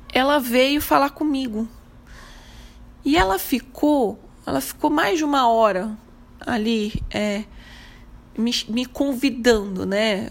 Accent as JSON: {"language": "Portuguese", "region": "Minas Gerais", "country": "Brazil", "said": "como mineira que sou"}